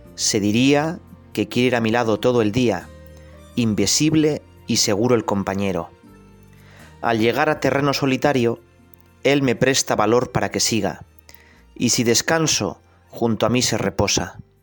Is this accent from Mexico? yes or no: no; Navarrese mountains, Spain; yo nací, que no nací hace tanto, en mi pueblo, que es un pueblo pequeñito de la montaña navarra